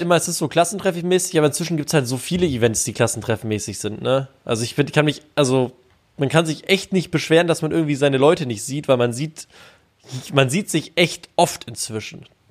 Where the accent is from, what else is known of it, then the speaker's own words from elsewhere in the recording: Bonn, North Rhine-Westphalia, Germany; also born or lived in Baden-Württemberg (Ländle); ich komme eh aus Bonn.